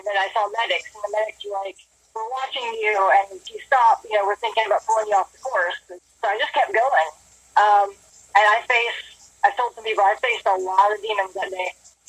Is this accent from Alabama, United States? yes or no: yes; Alabama, United States; moved away as an adult; So first off, I guess I should say is I am a transplant from Alabama. Moved here about 6 years ago for work at Boeing.